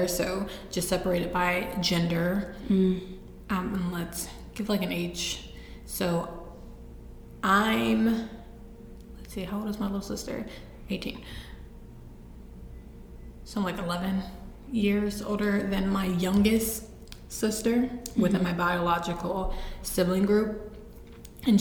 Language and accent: English; East Cleveland, Ohio, United States; pre-adoption, I'm from East Cleveland. I was born in East Cleveland to my biological mother